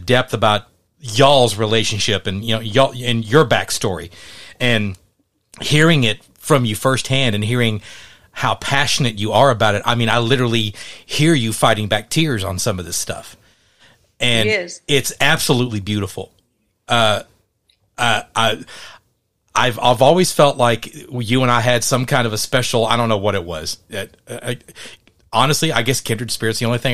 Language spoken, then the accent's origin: English; Mesquite, Texas, United States; now in Royse City, United States; We grew up in Mesquite